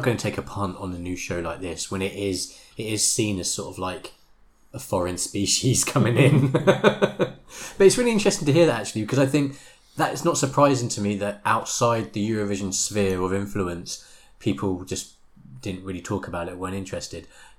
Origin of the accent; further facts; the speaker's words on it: Omaha, Nebraska, United States; now in Chicago, United States; Though I've lived in Chicago for the past 16 years, I'm originally from Omaha, Nebraska, which has a super vibrant indie music scene.